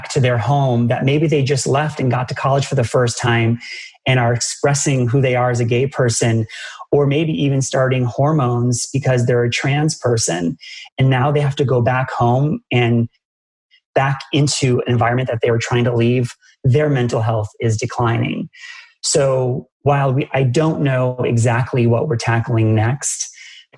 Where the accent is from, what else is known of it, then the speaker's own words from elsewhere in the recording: Massachusetts, United States; I grew up in Massachusetts where Dunkin' Donuts is just a king of donuts